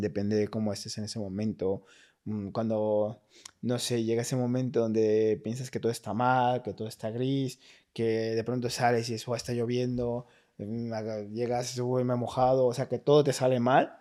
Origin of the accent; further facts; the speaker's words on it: Mexico; moved away as an adult; also born or lived in United States; now in Madrid, Spain; soy de México